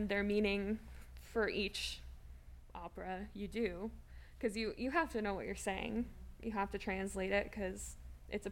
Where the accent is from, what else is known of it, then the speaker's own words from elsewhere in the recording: St. Louis, Missouri, United States; I grew up in St. Louis